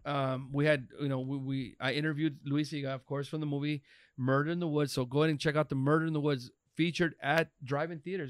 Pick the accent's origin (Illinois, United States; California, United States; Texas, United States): California, United States; Los Angeles; born and raised in East L